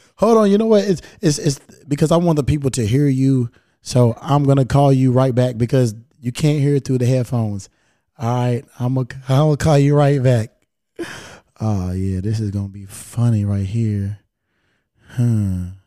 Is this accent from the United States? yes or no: yes; Kentucky, United States; now in Los Angeles, United States; I'm from Kentucky